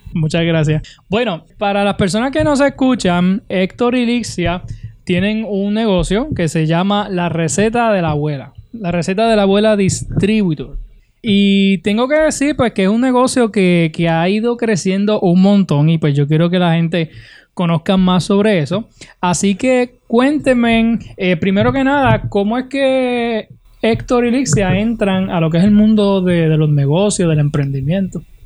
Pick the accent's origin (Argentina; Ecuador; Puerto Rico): Puerto Rico; Utuado; del pueblo de Utuado, de mi pueblo